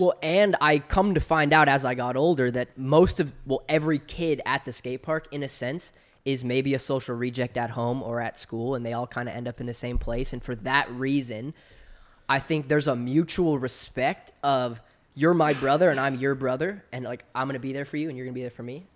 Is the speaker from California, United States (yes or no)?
yes; Southern California, United States; I grew up in Southern California, which is the epicenter of action sports